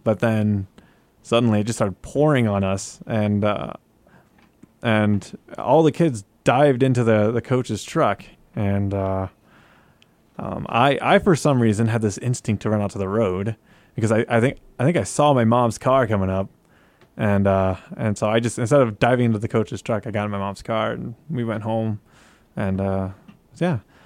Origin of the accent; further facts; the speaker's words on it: Tornado Alley, United States; moved away as an adult; now in Guam; I grew up in Tornado Alley